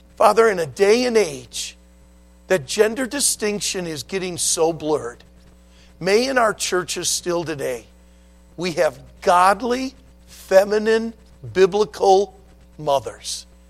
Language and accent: English; West Bloomfield, Michigan, United States; also born or lived in Leland, Michigan / Traverse City area, Michigan; I was born and raised in the Detroit area, in the uh, West Bloomfield area of Detroit